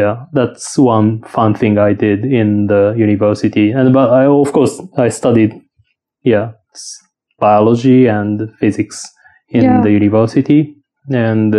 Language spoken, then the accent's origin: English; Kagawa, Japan; accent: Shikoku; English is a second language; moved away as an adult; also born or lived in Saitama Prefecture / United States; So I was born in Kagawa Prefecture in the Shikoku Island in Japan. And I was grown up there.